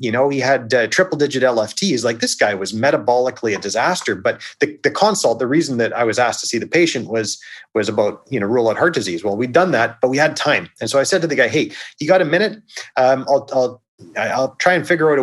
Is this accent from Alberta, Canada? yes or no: no; Victoria, British Columbia, Canada; I took a job in Victoria, which is my hometown